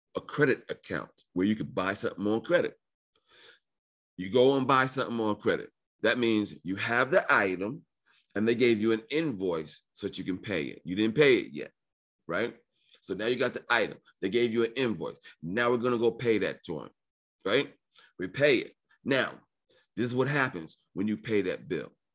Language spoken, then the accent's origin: English; New York, United States; I was born in New York